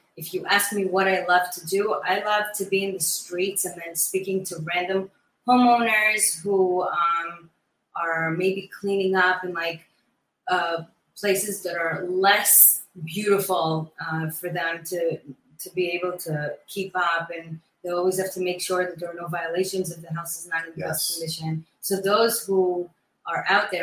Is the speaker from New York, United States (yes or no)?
yes; Great Neck, New York, United States; moved away; also born or lived in Brooklyn, New York; Great Neck, my hometown. That's where I grew up.